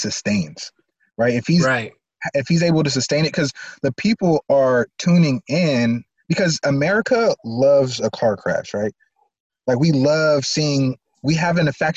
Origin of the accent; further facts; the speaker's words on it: San Diego, California, United States; I'm San Diego, like born and raised.